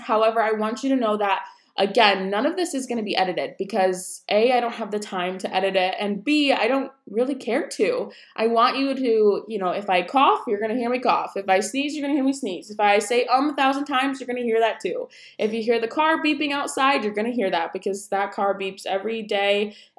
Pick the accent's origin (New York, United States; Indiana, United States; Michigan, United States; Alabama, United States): New York, United States; also born or lived in Colorado Springs / Wisconsin; I am 22 years old. I am originally from New York. My dad is military, so we moved around. So I've lived in, obviously, New York, Colorado Springs, and Wisconsin. And now I am in Virginia with my husband.